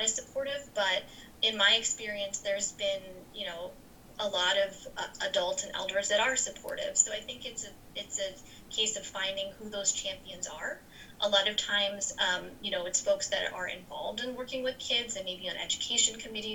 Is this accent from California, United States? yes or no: no; New Jersey, United States; growing up in New Jersey